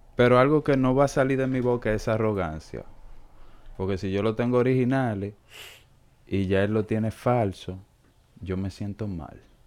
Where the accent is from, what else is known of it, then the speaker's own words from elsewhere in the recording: Dominican Republic; yo soy dominicano